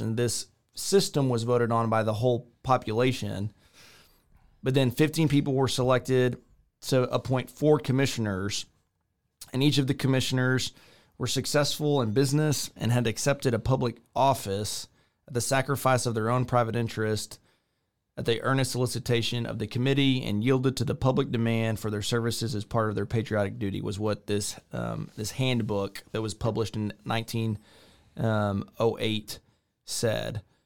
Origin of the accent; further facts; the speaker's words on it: a small town outside of Victoria, Texas, United States; moved away as an adult; now in Waco, United States; I grew up in a small town outside of Victoria, Texas.